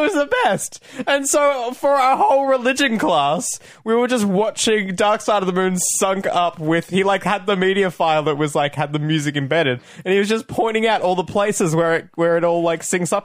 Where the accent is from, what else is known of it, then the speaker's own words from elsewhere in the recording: Australia; as an Australian film fan